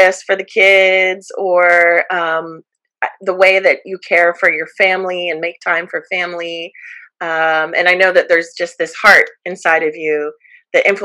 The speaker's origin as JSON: {"language": "English", "town": "Jacksonville", "region": "Florida", "country": "United States", "tie": "born or raised there", "also_born_or_lived": "Long Beach, California / Washington, D.C.", "moved": "yes", "said": "I grew up in Northern Florida, in Jacksonville, Florida"}